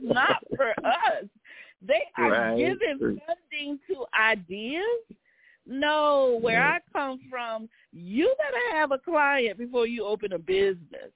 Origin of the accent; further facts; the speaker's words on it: Savannah, Georgia, United States; my hometown, Savannah, Georgia